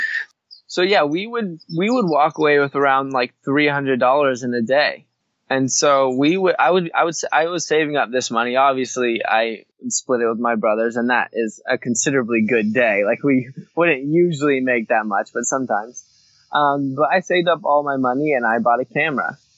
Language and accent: English; Hawaii, United States; growing up in Hawaii, you're just surrounded by beauty